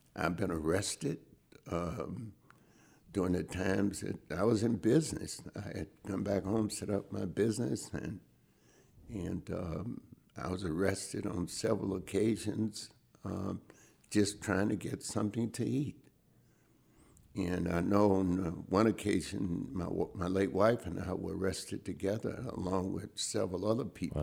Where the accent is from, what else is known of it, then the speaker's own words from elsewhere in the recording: High Point, North Carolina, United States; I grew up in High Point, North Carolina, where I still live today.